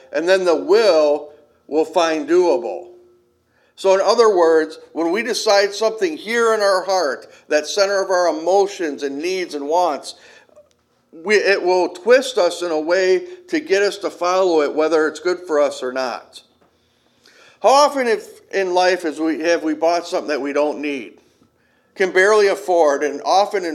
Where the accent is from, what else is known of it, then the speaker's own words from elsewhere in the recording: Kenosha, Wisconsin, United States; Growing up in Kenosha, a lot of the people down there are Cubs fans